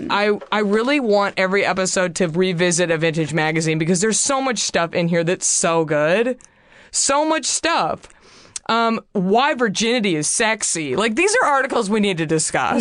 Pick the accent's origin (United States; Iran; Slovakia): United States; Garland, Texas; moved away as an adult; now in Los Angeles, United States; my hometown and try Garland, Texas